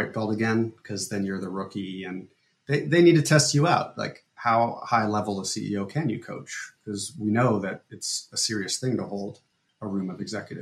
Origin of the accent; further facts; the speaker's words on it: Fairfield, Iowa, United States; We had whatever religion we wanted to have growing up in Fairfield.